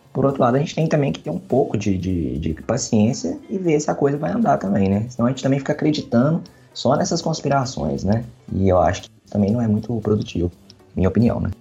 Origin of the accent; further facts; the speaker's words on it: Brazil